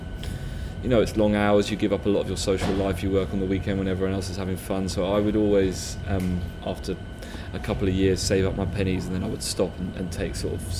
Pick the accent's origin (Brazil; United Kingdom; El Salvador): United Kingdom; London; I'm born and raised in London.